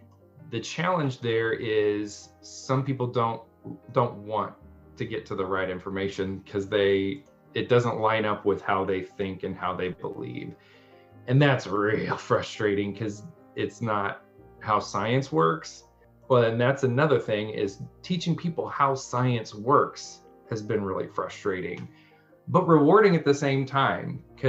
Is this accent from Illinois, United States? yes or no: yes; Central Illinois, United States; I'm very Caucasian and I'm from here. So I grew up here in the Central Illinois region.